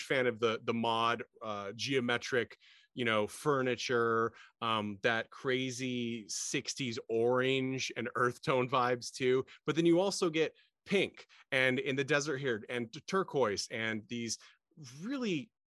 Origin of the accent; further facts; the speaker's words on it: Midwest, United States; also born or lived in East Coast; I spent time in my youth growing up in the Midwest and then the East Coast